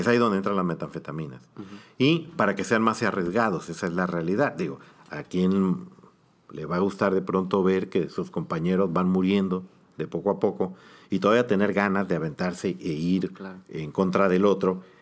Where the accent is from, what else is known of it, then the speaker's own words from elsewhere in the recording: Mexico; como población mexicana